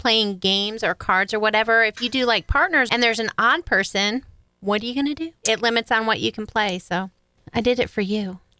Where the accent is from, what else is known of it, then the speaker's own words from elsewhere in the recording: New York, United States; I grew up in New York, and that's how we did.